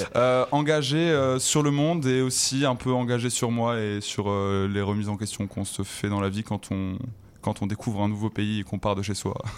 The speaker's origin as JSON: {"language": "French", "town": "Toulouse", "region": "Occitania", "country": "France", "moved": "as an adult", "lives_now": "Montreal, Canada", "said": "je viens de Toulouse, sinon avant en France"}